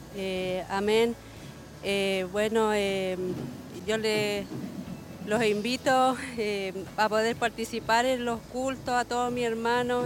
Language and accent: Spanish; Quillón, Ñuble, Chile; yo soy de lejos, de Quillón